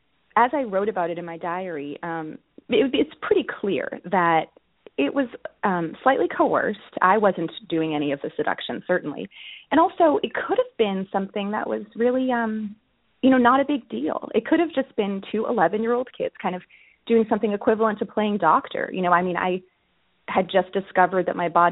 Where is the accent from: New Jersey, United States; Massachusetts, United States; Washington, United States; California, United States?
Massachusetts, United States; Boston; I grew up in the Boston area.